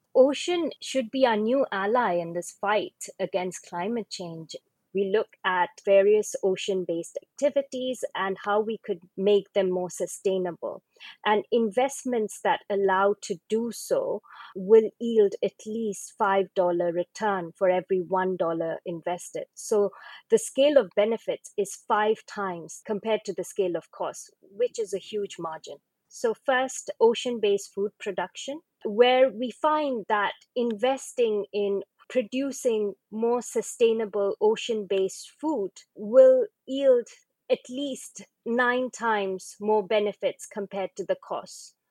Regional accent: East India, India; I come from East India, and my region, as well as Bangladesh

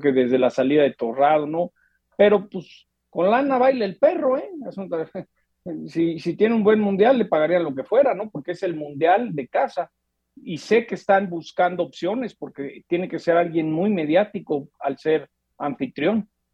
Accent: Mexico; como mexicano

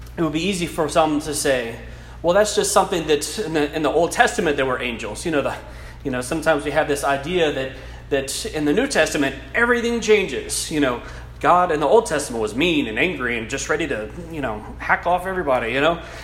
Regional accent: South Louisiana, United States; first language English; an English speaking South Louisiana boy

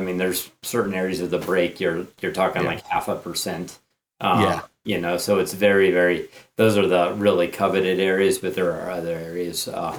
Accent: the Carolinas, United States; moved away; I'm from the Eastern United States

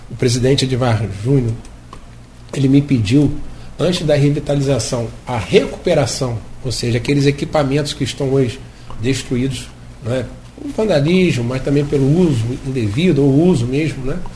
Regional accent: Campos dos Goytacazes, Rio de Janeiro, Brazil; also born or lived in Lagoa de Cima; fui nascido e criado no Caju

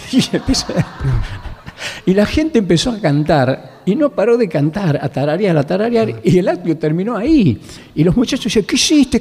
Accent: Lules, Tucumán, Argentina; moved away; el ingenio Mercedes, que es el pueblo donde yo nací, el Lules

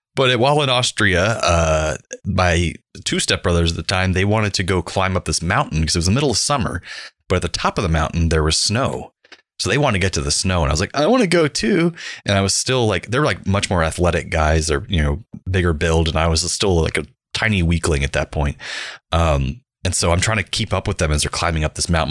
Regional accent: Central Florida, United States; Growing up in Central Florida in the nineteen nineties.

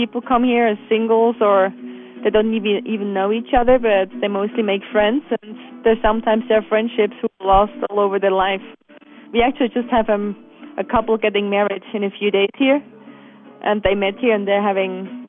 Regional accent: Bönigen, Bern, Switzerland; Yes, it's just I grew up in Bonningen, which is outside of Interlaken, right on the lake, and there was a youth hostel just opposite our house.

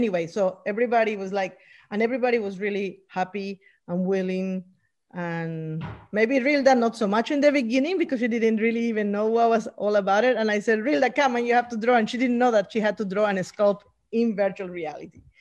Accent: Bolivia; And I'm talking indigenous from Bolivia, that it represents us, that we were not again, the colonizers won't come and tell us our stories again and again and again.

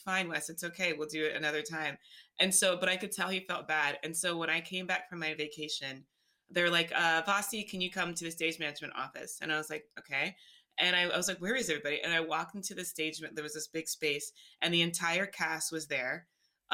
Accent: Alabama, United States; moved away; also born or lived in New York City / Los Angeles; I'm from Alabama

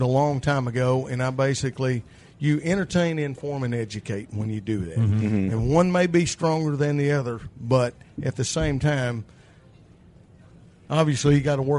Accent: Jasper, Arkansas, United States; moved away; I'm originally from Jasper, Arkansas, down south of Branson, Missouri.

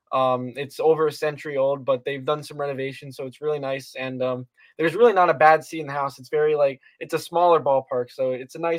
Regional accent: South Florida, United States; So I was uh, I was born and raised in here in South Florida.

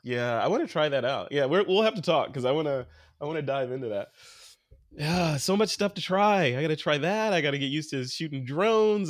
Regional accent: Chicago, Illinois, United States; I'm from Chicago

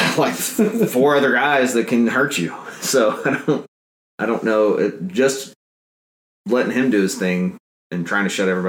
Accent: North Alabama, United States; moved away as an adult; now in Auburn, United States; I grew up in North Alabama, where we had at least one tornado every spring.

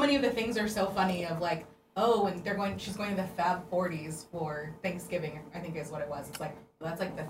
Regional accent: Sacramento, California, United States; I grew up in Sacramento. I went to an all-girls high school.

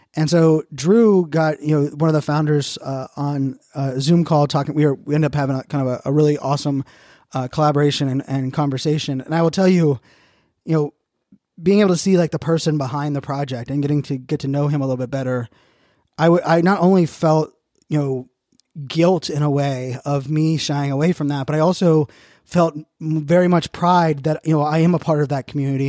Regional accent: Virginia Beach, Virginia, United States; also born or lived in Pittsburgh, Pennsylvania; I moved from Pittsburgh to Virginia Beach in, in third grade

